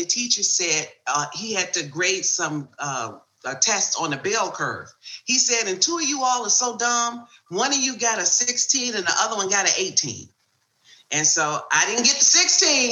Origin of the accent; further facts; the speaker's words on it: Chicago, Illinois, United States; I'm a Chicago blue blood, true and true. Grew up on the south side of Chicago